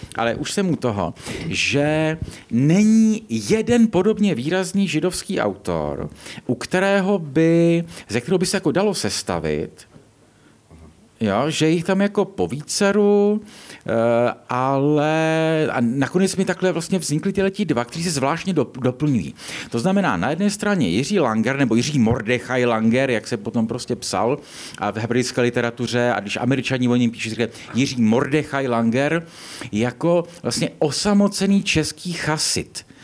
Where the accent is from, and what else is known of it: Czechia